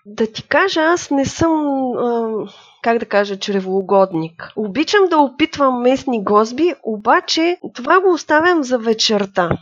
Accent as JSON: {"language": "Bulgarian", "town": "Gorna Oryahovitsa", "region": "Veliko Tarnovo Province", "country": "Bulgaria", "tie": "born or raised there", "said": "Израснала съм в Горна Оряховица"}